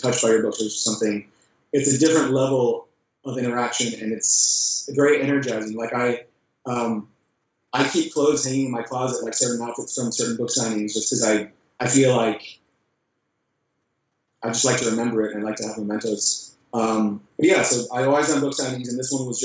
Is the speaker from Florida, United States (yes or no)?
yes; Jacksonville Beach, Florida, United States; my hometown called Jack's Beach. It's a perfect little beachy ocean town in Florida